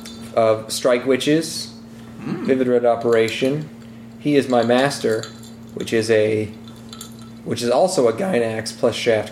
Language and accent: English; Boston, Massachusetts, United States; I'm from Boston.